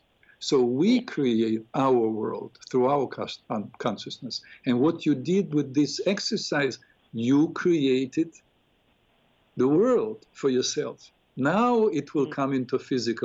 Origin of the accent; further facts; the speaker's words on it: Odesa, Odesa Oblast, Ukraine; moved away; I grew up in Odessa, Ukraine